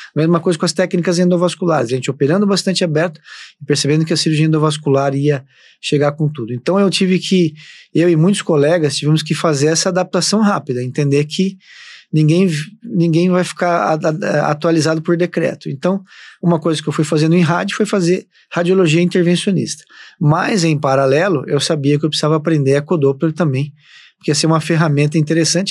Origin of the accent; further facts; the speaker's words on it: Londrina, Paraná, Brazil; moved away as an adult; eu sou de Londrina, no Paraná. É, sempre, sempre morei